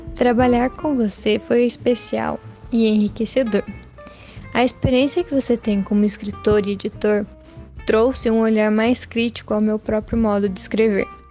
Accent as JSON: {"language": "Portuguese", "country": "Brazil", "tie": "born or raised there", "also_born_or_lived": "Guarapuava, Paraná", "moved": "yes", "said": "sou natural de Piranga, mas guarapavana de coração"}